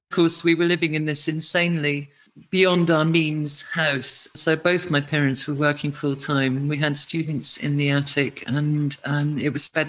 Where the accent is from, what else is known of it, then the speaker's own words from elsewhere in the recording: Edinburgh, Scotland, United Kingdom; moved away; growing up in Edinburgh with such an incredible festival city